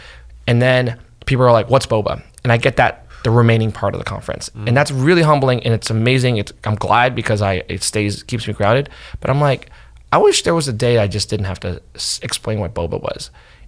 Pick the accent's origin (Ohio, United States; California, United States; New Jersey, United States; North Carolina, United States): New Jersey, United States; But this to me was growing up in New Jersey, or Ben growing up in Texas. We both grew up in these neighborhoods where we were essentially, for better or worse, othered.